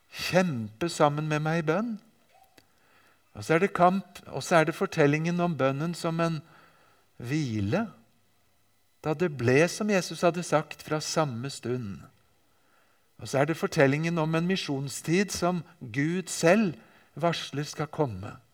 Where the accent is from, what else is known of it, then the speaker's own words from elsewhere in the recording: Japan; Jeg vokste altså opp i Japan og har av og til med meg bilder og viser dem fra min oppvekst der.